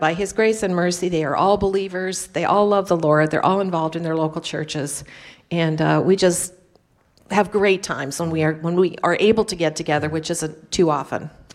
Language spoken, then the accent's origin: English; Turlock, California, United States; now in France; my hometown of Turlock, California, which is in the San Joaquin Valley